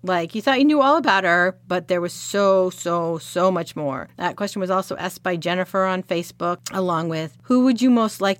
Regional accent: Connecticut, United States; also born or lived in Pittsburgh / Chicago; now in Kansas City, United States; My personal background, I am not from Missouri. I am from Connecticut. I came here via Pittsburgh, Chicago, Decorah, Iowa, La Crosse, Wisconsin, Oskaloosa, Iowa, Olathe, Kansas, and now I live north of Kansas City proper

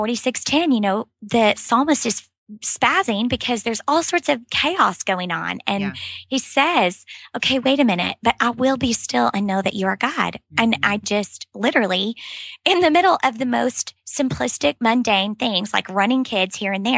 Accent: Moore, Oklahoma, United States; now in Dallas, United States; I was born and raised in Moore, Oklahoma, which is a small town outside of Oklahoma City

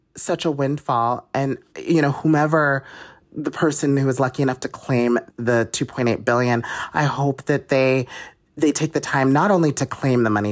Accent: Utah, United States; I'm from Utah

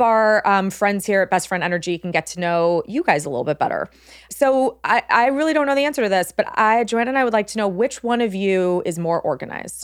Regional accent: Los Angeles, California, United States; born and raised in Los Angeles

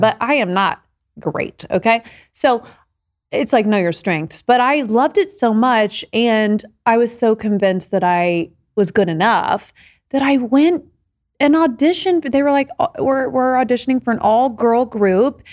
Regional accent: Indiana, United States; growing up in Indiana

